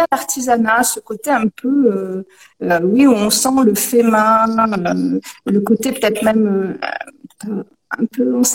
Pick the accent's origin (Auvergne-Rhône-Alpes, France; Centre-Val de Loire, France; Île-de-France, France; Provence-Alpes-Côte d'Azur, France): Auvergne-Rhône-Alpes, France; Lyon; la base je suis lyonnaise.